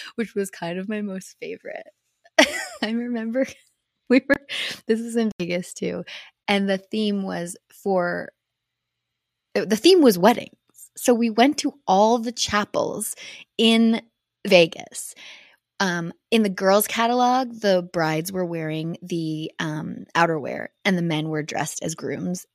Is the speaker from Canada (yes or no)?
yes; Canada; being a Canadian at X Games is a lot different than being an American because I had Canadian sponsors